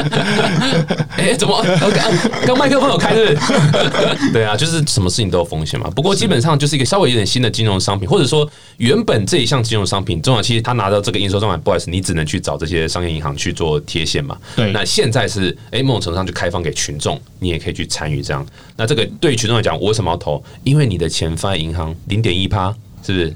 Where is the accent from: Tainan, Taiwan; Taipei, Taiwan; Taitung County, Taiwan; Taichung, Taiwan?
Taichung, Taiwan; 因为我台中人嘛